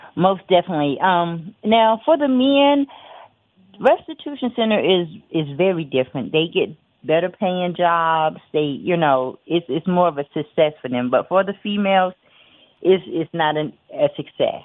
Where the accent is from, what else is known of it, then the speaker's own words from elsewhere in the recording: Biloxi, Mississippi, United States; I'm from Biloxi, Mississippi, which is about two and a half, three hours away.